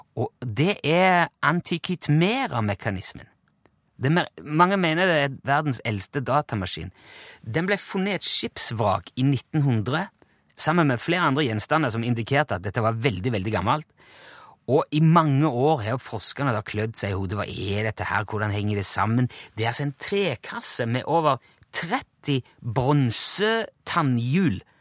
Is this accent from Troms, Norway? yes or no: no; Rogaland, Norway; now in Trøndelag, Norway; Jeg har vært hjemme i Rogaland.